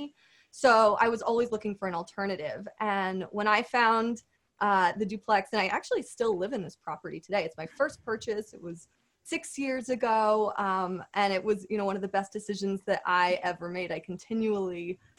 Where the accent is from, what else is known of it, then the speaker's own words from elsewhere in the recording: Connecticut, United States; my hometown, which is a great suburban town in Connecticut